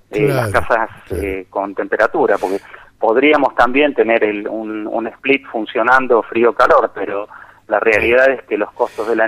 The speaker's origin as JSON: {"language": "Spanish", "town": "Rosario", "region": "Santa Fe", "country": "Argentina", "tie": "born or raised there", "lives_now": "Tinogasta, Argentina", "said": "Yo soy rosarino por naturaleza, nací en el Sanatorio Británico, en noveno piso, vista al río"}